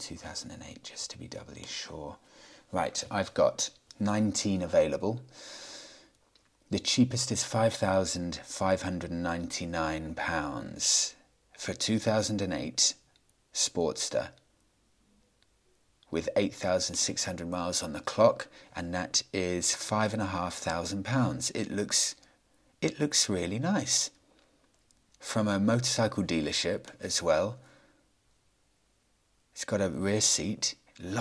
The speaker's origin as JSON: {"language": "English", "country": "United Kingdom", "said": "I'm British"}